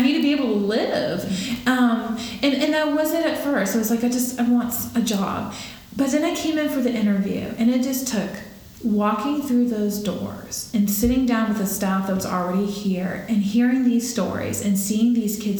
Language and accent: English; Jacksonville, Florida, United States; I was born and raised here in Jacksonville